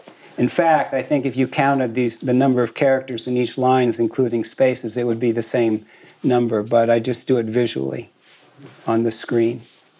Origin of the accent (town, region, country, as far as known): San Mateo Peninsula, California, United States; born or raised there; also born or lived in Boston, Massachusetts